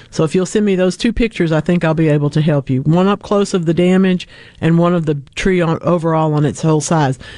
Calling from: Eupora, Mississippi, United States; I'm calling from Eupora.

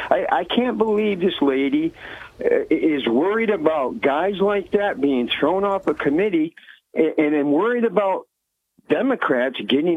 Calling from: Bethel, New York, United States; Good morning, Bob. … from Bethel.

